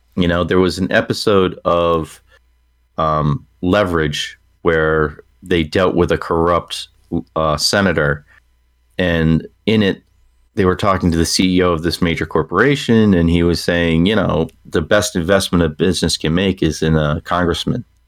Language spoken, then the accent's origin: English; Massachusetts, United States; moved away as an adult; now in New Hampshire, United States; I'm from Massachusetts